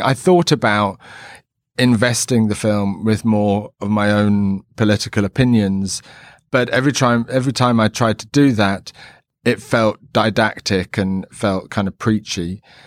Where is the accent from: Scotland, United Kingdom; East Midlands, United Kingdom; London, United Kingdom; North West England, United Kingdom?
London, United Kingdom; growing up in London in, like, the seventies